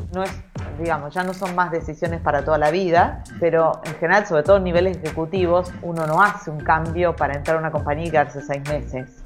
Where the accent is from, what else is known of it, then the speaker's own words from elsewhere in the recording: Argentina; un país que tiene muy poca estabilidad como el nuestro